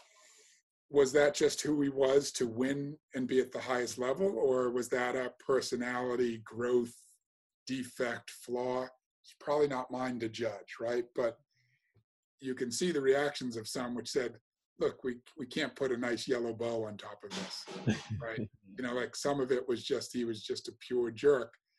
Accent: Massachusetts, United States; accent: American; moved away as an adult; also born or lived in North London; now in London, United Kingdom; I grew up in Massachusetts, it's highly Democratic

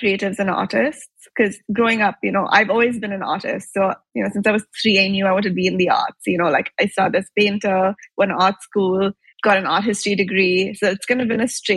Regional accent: Mumbai, Maharashtra, India; moved away as an adult; also born or lived in Chicago, United States / Italy; I grew up in Mumbai

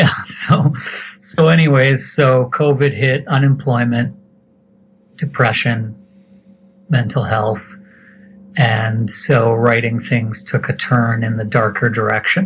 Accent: Alberta, Canada; Alberta, it's been better. I've been here most of my life

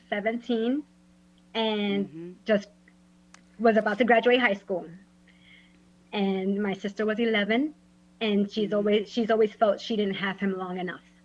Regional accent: New York, United States; now in Orlando, United States; I'm originally from New York, but I'm in Orlando, Florida

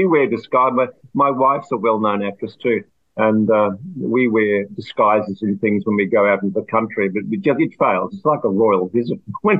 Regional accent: Australia

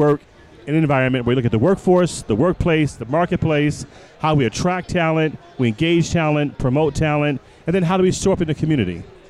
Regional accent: Detroit, Michigan, United States; now in Chicago, United States; Born and raised in Detroit, live in Chicago.

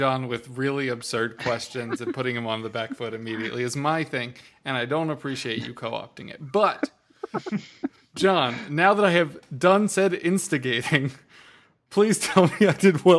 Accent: United States; It's because I'm American, isn't it?

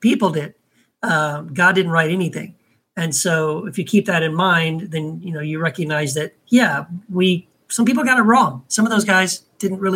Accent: Texas, United States; I was raised in Texas

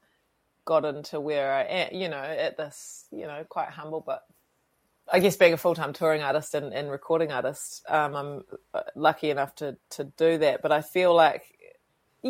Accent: Westport, West Coast, New Zealand; moved away; I grew up on a farm outside of about 10 k's outside of Westport at a tiny little place called Cape Falwind

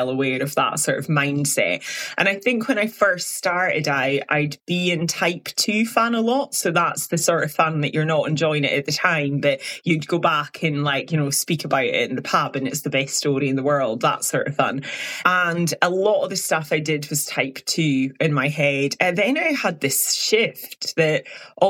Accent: Highlands of Scotland, United Kingdom; I'm from the Highlands of Scotland

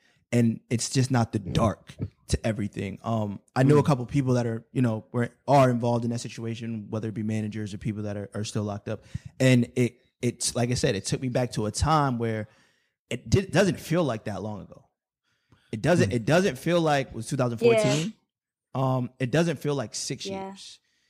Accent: New York City, New York, United States; I'm from Brooklyn

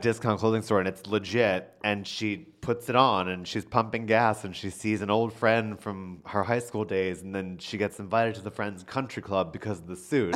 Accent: Philadelphia, Pennsylvania, United States; I am from, uh, not just any place in Philadelphia, I am from Northeast Philadelphia

